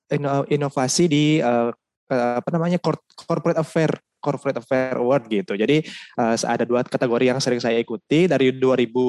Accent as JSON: {"language": "Indonesian", "region": "Bali", "country": "Indonesia", "said": "saya sebagai anak Bali Tulen gitu Mbak ya, kebetulan juga semata wayang gitu, memiliki kewajiban dalam adat istiadat di Bali."}